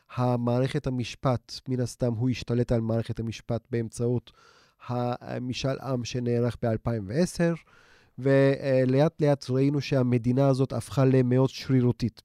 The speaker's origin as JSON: {"language": "Hebrew", "region": "Istanbul", "country": "Turkey", "tie": "born or raised there", "moved": "yes", "said": "החברים שאני איתם גדלתי באיסטנבול"}